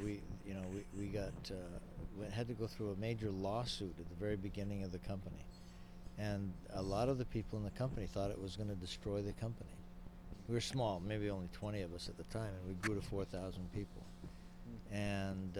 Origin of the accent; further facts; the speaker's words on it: Hawaii, United States; I grew up in Hawaii